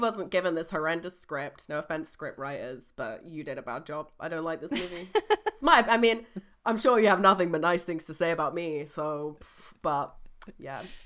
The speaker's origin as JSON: {"language": "English", "country": "United Kingdom", "said": "we're British"}